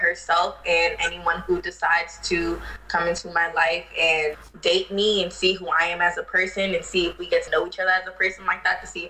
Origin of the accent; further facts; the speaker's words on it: New York City, New York, United States; now in North Carolina, United States; I was born and raised in Queens, New York, and I live in North Carolina